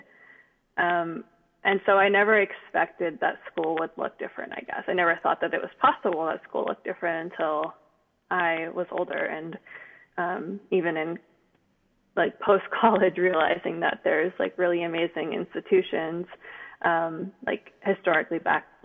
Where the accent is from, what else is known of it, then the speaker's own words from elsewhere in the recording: Bay Area, California, United States; I grew up in the Bay Area